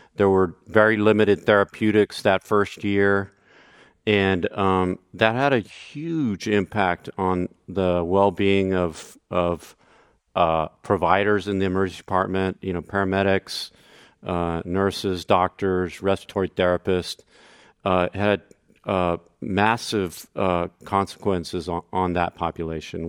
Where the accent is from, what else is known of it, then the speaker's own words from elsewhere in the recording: Brownsville, Texas, United States; also born or lived in San Francisco Bay Area; now in San Francisco, United States; I volunteered um, to work uh, that first summer in my hometown of Brownsville, Texas